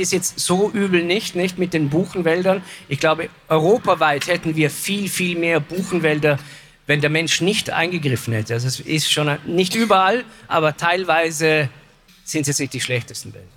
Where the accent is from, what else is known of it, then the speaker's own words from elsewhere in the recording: Vorarlberg, Austria; ich komme ja aus Vorarlberg